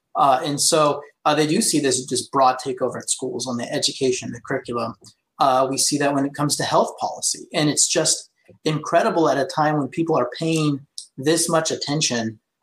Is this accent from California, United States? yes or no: yes; Placer County, California, United States; I'm from Placer County.